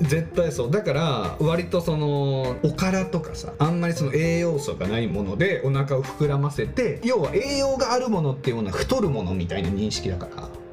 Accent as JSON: {"language": "Japanese", "region": "Tohoku", "country": "Japan", "tie": "born or raised there", "moved": "yes", "said": "僕も東北出身ですけどもう絶対寒いところには住もうと思わないね"}